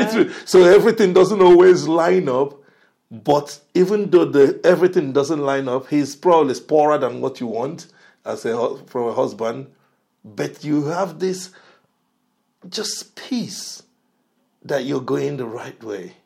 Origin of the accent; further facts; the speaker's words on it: Nigeria; moved away; I'm originally from Nigeria